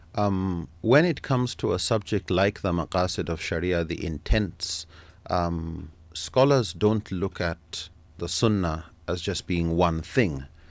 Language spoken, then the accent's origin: English; Nigeria; I'm from Nigeria, born there and grew up there